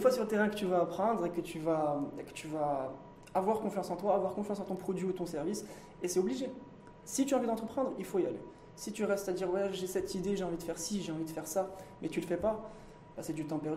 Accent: Morocco; je suis marocain, je resterai marocain et je consommerai marocain.

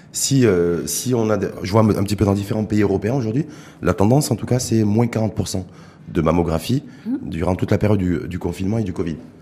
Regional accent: Morocco; chez nous, au Maroc

